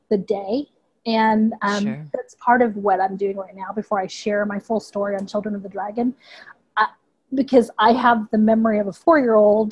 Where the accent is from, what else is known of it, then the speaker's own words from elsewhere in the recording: Houston, Texas, United States; accent: Texas; also born or lived in Vietnam; I grew up in Houston. I've been here since I was 4.